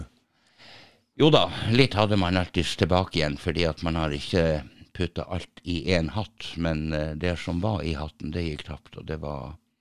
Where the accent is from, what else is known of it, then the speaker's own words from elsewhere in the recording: Tromsø, Troms, Norway; Jeg er født i Tromsø.